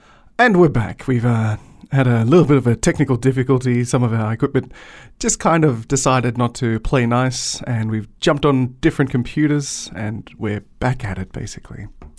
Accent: Broome, Western Australia, Australia; we have a similar thing that comes all the way from my hometown of Broome in Western Australia

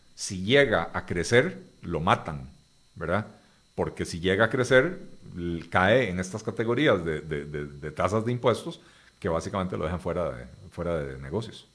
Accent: Costa Rica

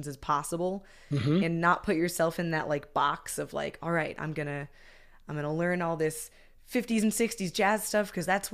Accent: Massachusetts, United States; now in Philadelphia, United States; I'm from Massachusetts originally.

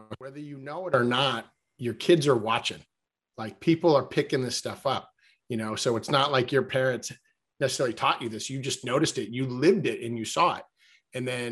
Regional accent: Massachusetts, United States; I actually grew up commercial fishing in Massachusetts as a kid.

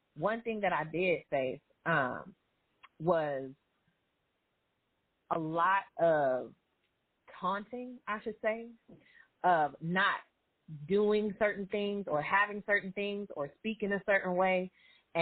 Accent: suburban California, United States; I grew up, born and raised in America, right? Born and raised in America. Grew up in a suburban, I would say middle class household in, you know, suburban area, California

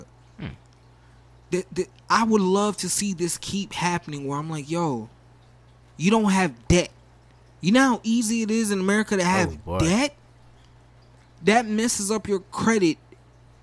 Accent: New Jersey, United States; now in Broward County, United States; I'm originally from Jersey

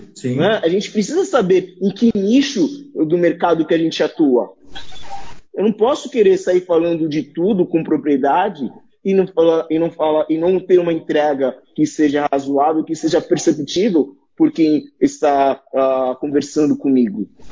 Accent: Santos, São Paulo, Brazil; eu sou de Santos, aqui a gente fala tu para tudo.

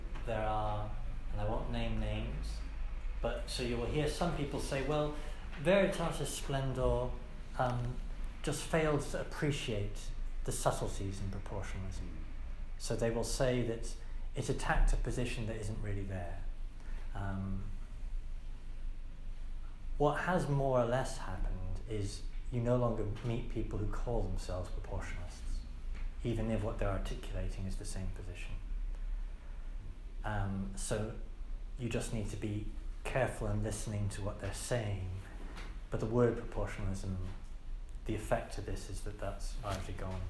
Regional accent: England, United Kingdom; also born or lived in United States; as an English priest

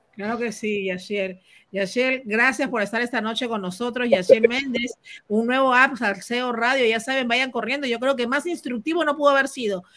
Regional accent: Peru; moved away; Yo como peruana, pues viviendo en el extranjero

